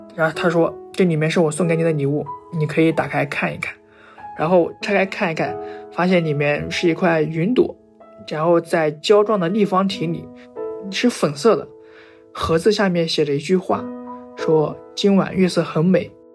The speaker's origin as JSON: {"language": "Chinese", "town": "Dalian", "region": "Liaoning", "country": "China", "said": "我来自辽宁省大连市，现在二十二岁"}